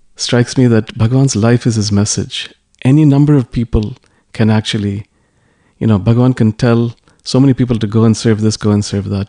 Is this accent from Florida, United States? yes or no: no; New York City, New York, United States; all of us were born and brought up in New York City